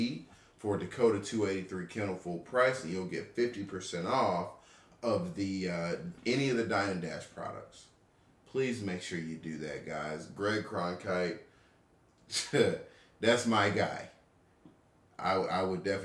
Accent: Atlanta, Georgia, United States; me and my wife are Atlanta natives. We are born and raised in Atlanta

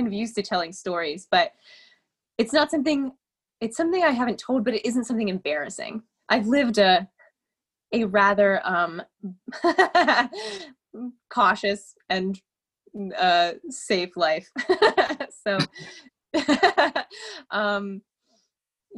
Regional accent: Cincinnati, Ohio, United States; I grew up in Ohio, in Cincinnati, in a little neighborhood called Madisonville

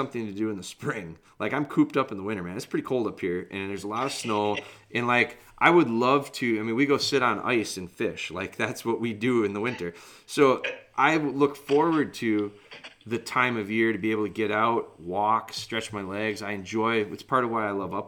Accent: Wisconsin, United States; I'm from Wisconsin

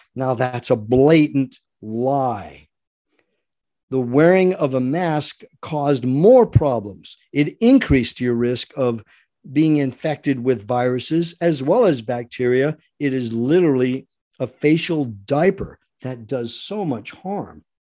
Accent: Rhode Island, United States; moved away; I was born and raised in Rhode Island, by the way, so I am very familiar with the Eastern mentality

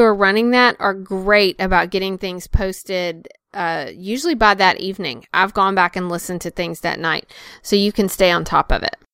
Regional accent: North Carolina, United States; both, uh, North Carolina residents. So, uh, he, here from my home state

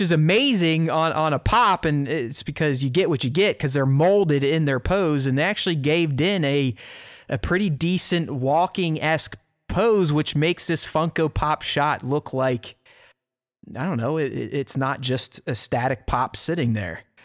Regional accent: Pittsburgh, Pennsylvania, United States; moved away; grew up in the North, in Pittsburgh

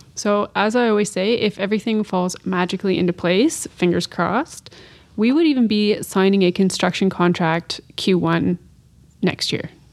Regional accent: north of Kingston, Ontario, Canada; I'm from the Great Lakes region of Canada, so I'm from thirty minutes north of Kingston, Ontario

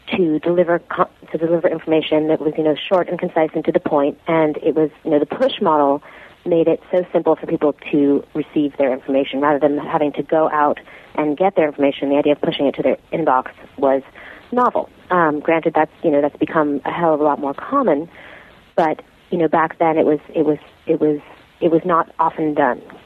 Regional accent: New York City, New York, United States; I grew up in New York City, born and raised.

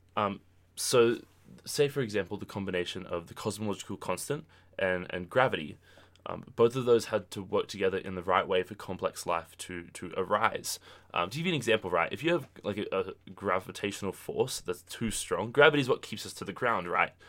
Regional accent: Australia; moved away as an adult; now in United States; I'm from Australia

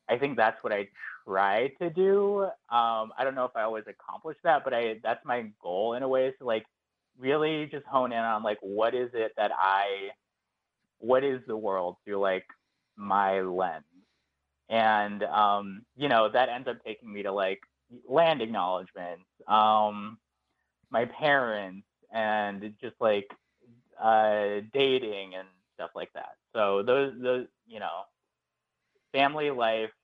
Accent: Phoenix, Arizona, United States; moved away as an adult; now in New York, United States; I grew up in Phoenix, Arizona, and then I moved to New York, kind of a little bit after college.

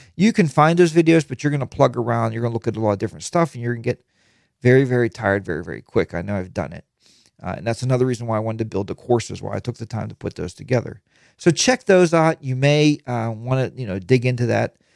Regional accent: Pittsburgh, Pennsylvania, United States; I'm from Pittsburgh.

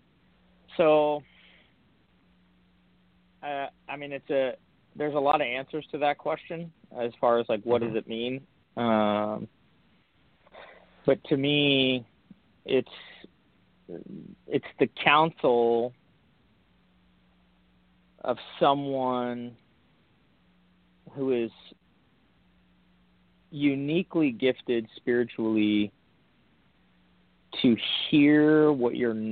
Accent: Huntington Beach, California, United States; I grew up in Huntington Beach, California. Surf City, USA

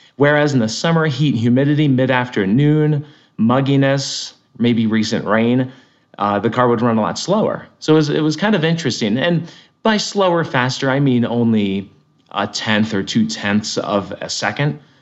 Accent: Connecticut, United States; moved away as an adult; also born or lived in Lyndonville, Vermont; where I grew up in Connecticut.

